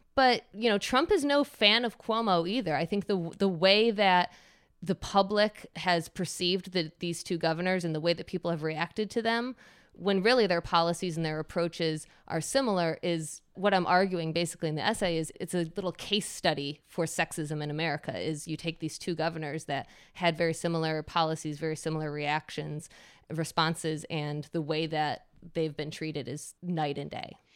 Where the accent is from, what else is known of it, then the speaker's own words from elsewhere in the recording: Michigan, United States; moved away as an adult; also born or lived in New York; born and raised in Michigan, and then I moved to New York and lived in New York for over 15 years and just recently moved back to Michigan.